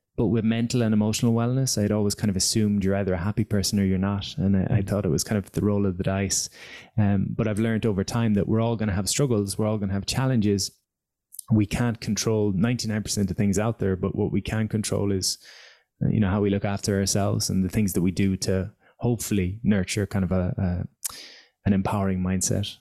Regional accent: Galway, Connacht, Ireland; also born or lived in Dublin; I came back to my hometown of Galway at 24

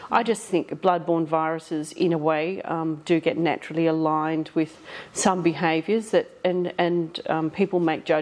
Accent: Killingery, Western Australia, Australia; now in Perth, Australia; I'm from a very small country town called Killingery. It's about 200 people and a tiny school. I did my primary school there

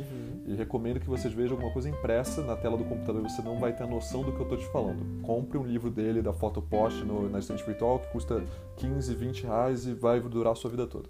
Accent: São Paulo, Brazil; eu sou de São Paulo

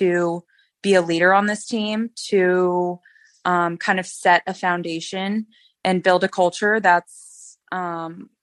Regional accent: California, United States; moved away; my home state of California

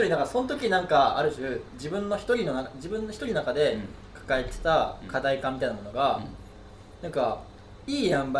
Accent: Hokkaido, Japan; now in Tokyo, Japan; 北海道出身

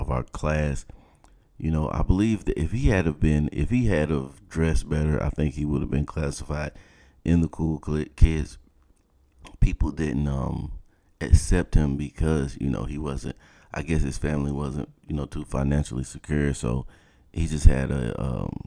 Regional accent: South Georgia, United States; moved away; growing up in South Georgia

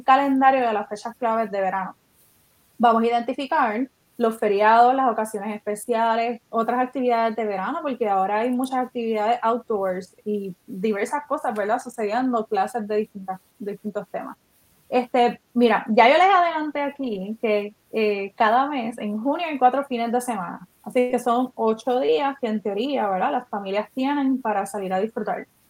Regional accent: Puerto Rico; eso que nos caracteriza como boricuas

